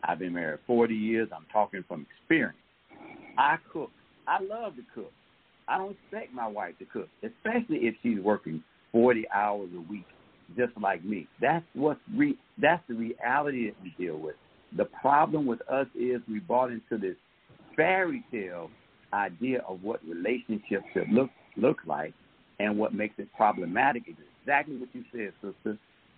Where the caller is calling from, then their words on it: Atlanta, Georgia, United States; I'm calling from